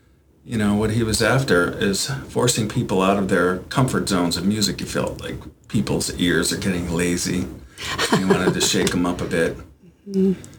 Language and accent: English; Chautauqua County, New York, United States; I'm from Chautauqua County